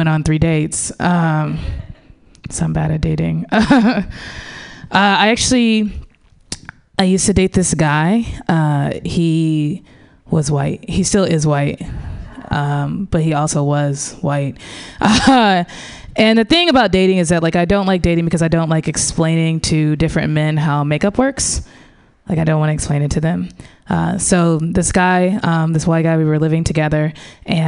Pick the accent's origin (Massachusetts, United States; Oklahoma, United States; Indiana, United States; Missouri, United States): Missouri, United States; St. Louis; moved away; I grew up in the Midwest, in St. Louis